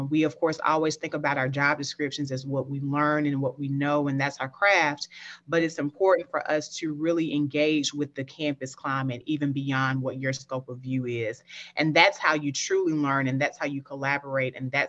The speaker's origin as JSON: {"language": "English", "town": "Picayune", "region": "Mississippi", "country": "United States", "tie": "born or raised there", "said": "I'm originally from Picayune, Mississippi. I always like to shout out Picayune because that's home. That's where my upbringing is"}